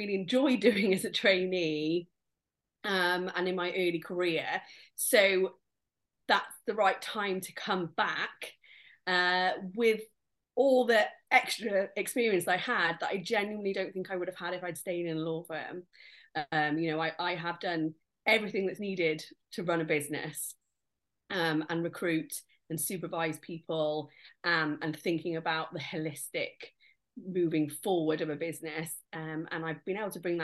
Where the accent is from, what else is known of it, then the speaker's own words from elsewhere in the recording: Nottingham, East Midlands, United Kingdom; moved away as an adult; now in Cardiff, United Kingdom; I'm from Nottingham myself, but I came to Cardiff University as a student